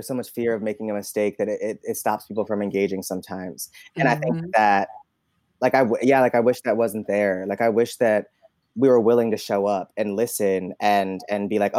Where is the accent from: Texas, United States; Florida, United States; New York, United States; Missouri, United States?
New York, United States; Albany; moved away as an adult; also born or lived in Alabama; now in New York City, United States; Especially growing up in Albany